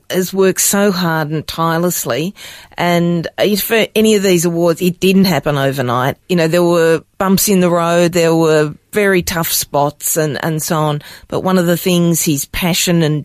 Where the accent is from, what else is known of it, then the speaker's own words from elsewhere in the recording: Melbourne, Victoria, Australia; also born or lived in Norway; I grew up in Melbourne